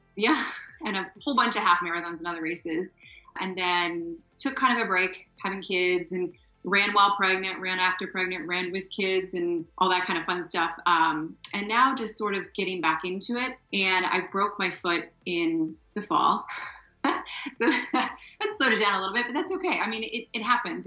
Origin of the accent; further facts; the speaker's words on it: Ohio, United States; moved away as an adult; So I grew up in Ohio, went to college in Ohio, married my track cross country college sweetheart